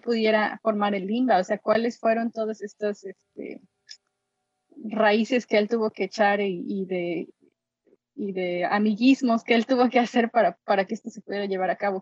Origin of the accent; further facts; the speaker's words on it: Xalapa, Veracruz, Mexico; moved away as an adult; also born or lived in Colorado, United States; now in London, Canada; yo soy originaria de Jalapa, Veracruz